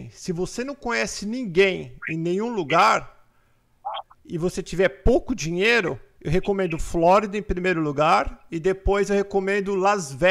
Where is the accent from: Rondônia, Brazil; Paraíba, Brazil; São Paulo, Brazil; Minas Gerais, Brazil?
São Paulo, Brazil; Porto Ferreira; Eu sou de Porto Ferreira, São Paulo.